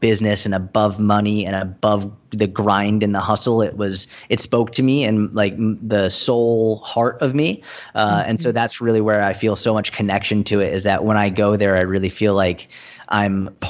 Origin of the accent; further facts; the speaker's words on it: Boston, Massachusetts, United States; now in New York, United States; When you're in America, especially in New York, I live in New York, I grew up in Boston.